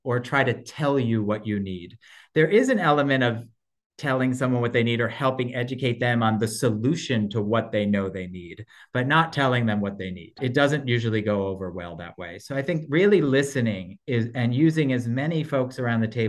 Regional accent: New Jersey, United States; accent: Brooklyn; also born or lived in New York City, New York; Born in New York, but grew up in New Jersey

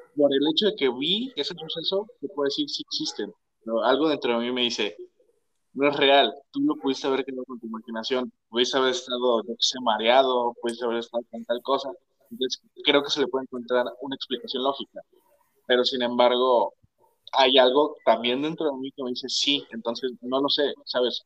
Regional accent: Mexico; nosotros somos mexicanos

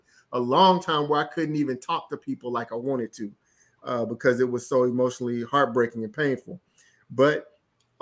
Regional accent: Florence, Alabama, United States; I'm from a small town. I'm from Florence, Alabama

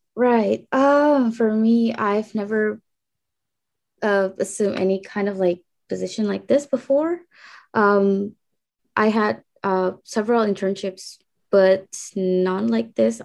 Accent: Indonesia; moved away as an adult; now in Japan; I'm a program intern from Indonesia, and I'm currently studying in Japan at the University of Tokyo

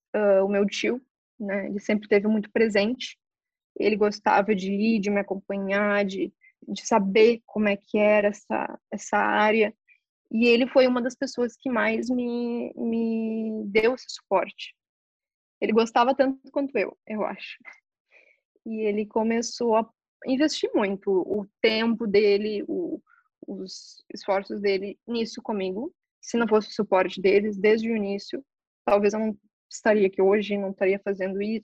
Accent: Novo Hamburgo, Rio Grande do Sul, Brazil; moved away as an adult; Eu nasci em Novo Hamburgo e eu tive uma infância, ao meu ver, maravilhosa.

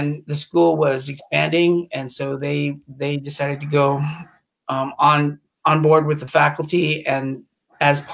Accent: Reno, Nevada, United States; also born or lived in England / New Jersey / New Orleans / California; Then we moved up to Reno, Nevada, and that was around the age of four.

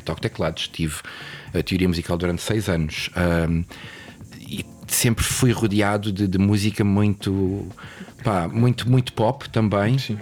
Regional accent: Lisbon, Portugal; also born or lived in England; now in Mafra, Portugal; sou natural de Mafra, bom, de Lisboa, mas vivo em Mafra

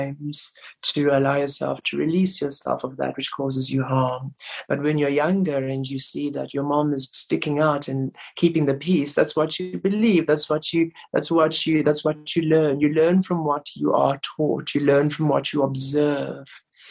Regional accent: Rustenburg, North West, South Africa; growing up in Rustenburg, being gay

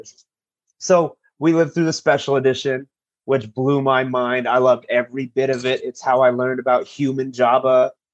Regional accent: Chula Vista, California, United States; I'm actually from Chula Vista, a little city at the bottom of San Diego

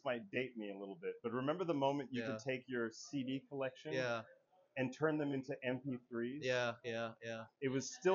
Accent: Puerto Rico; I was born and raised in Puerto Rico

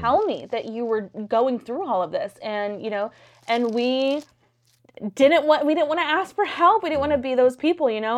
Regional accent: Gonzales, Texas, United States; moved away; I'm from small town Texas. I'm from Gonzales

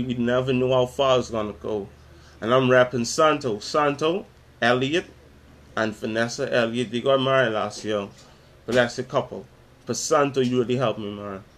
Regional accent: Nassau, New Providence, Bahamas; I'm from Nassau, Bahamas, from the Caribbean

